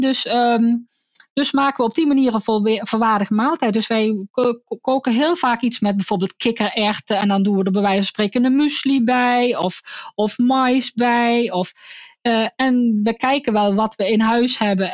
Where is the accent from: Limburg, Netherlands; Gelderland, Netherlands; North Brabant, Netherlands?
North Brabant, Netherlands; Want ik kom ook uit Brabant